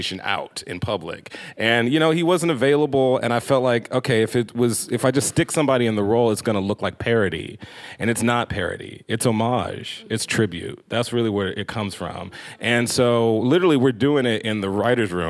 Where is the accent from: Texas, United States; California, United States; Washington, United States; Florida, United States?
Texas, United States; Houston; moved away; also born or lived in Los Angeles; I'm from Houston, Texas.